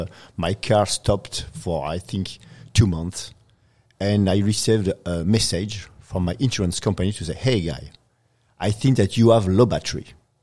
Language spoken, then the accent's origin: English; Paris, Île-de-France, France; now in Chile; I'm from France.